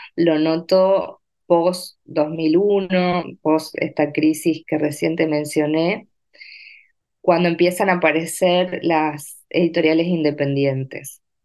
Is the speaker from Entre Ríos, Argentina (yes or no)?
yes; Entre Ríos, Argentina; moved away as an adult; also born or lived in Paraná; now in Buenos Aires, Argentina; nací, crecí, viví hasta los 17 años en un pueblo muy pequeño de la provincia de Entre Ríos